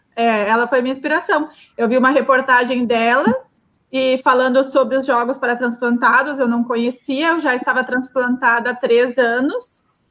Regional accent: Rio Grande do Sul, Brazil; sou gaúcha

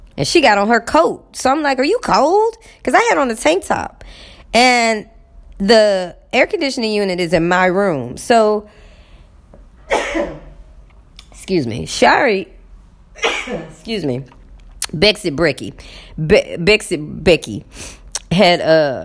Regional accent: Texas, United States; moved away; I'm from Texas

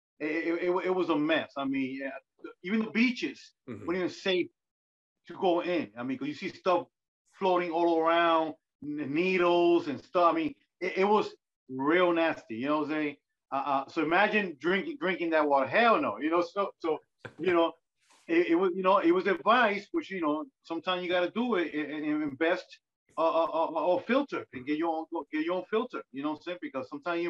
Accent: New York, United States; I'm born and raised in New York

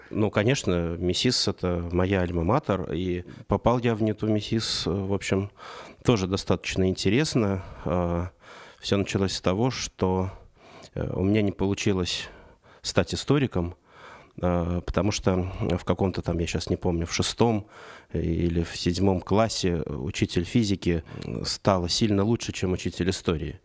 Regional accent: Saratov Oblast, Russia; now in Moscow, Russia; я родился в Саратовской области, и переезд в Москву для 90-х это было событие

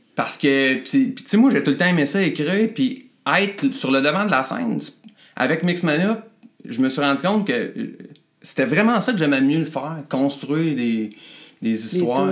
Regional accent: Drummondville, Quebec, Canada; Je jouais dans plein de bandes par chez nous à Drummond

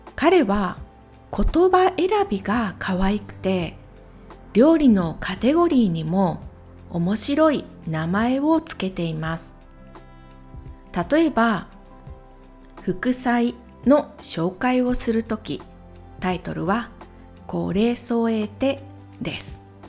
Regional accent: Ehime, Japan; 私と同じ愛媛県出身の YouTuber ですので

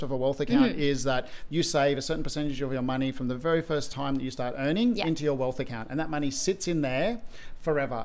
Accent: Sydney, New South Wales, Australia; I grew up in Western Sydney

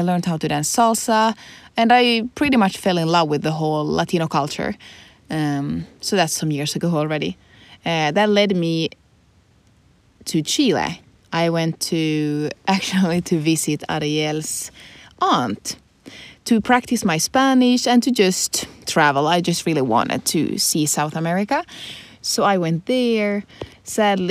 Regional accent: Finland; first language Swedish; English is a second language; I'm 26, I'm Finnish

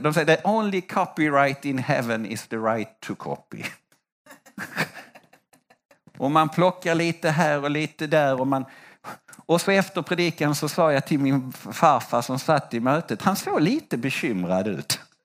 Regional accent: Sweden; Jag är svensk

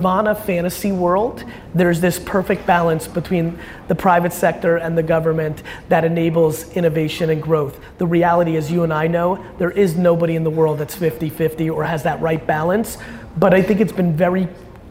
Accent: United States; also born or lived in Soviet Union; I was born in the Soviet Union. And grew up in the United States of America

